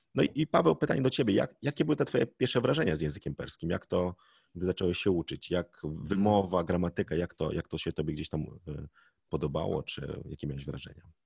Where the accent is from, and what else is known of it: Poland